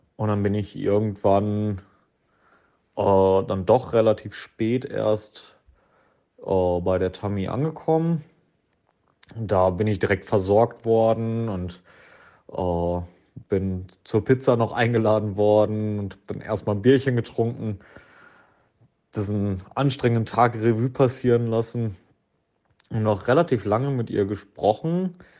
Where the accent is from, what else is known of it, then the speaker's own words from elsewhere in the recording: Blomberg, North Rhine-Westphalia, Germany; aus meiner Heimatstadt Blomberg